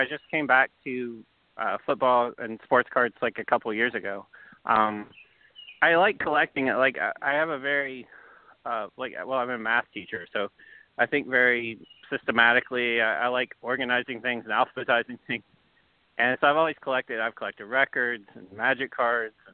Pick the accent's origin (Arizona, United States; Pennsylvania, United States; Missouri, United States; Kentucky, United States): Kentucky, United States; Southern; Southern Kentucky. I've lived here all my life